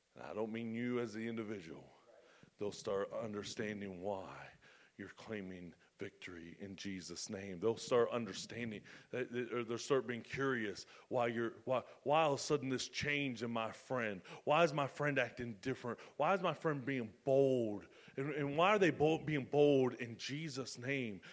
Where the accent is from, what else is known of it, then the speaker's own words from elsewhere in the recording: United States; I'm an American